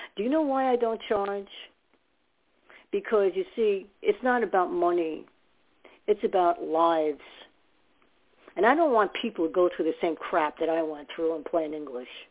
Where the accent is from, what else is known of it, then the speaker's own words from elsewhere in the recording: New York City, New York, United States; also born or lived in Staten Island; now in New Jersey, United States; I lived in Staten Island for some years, and I was born in New York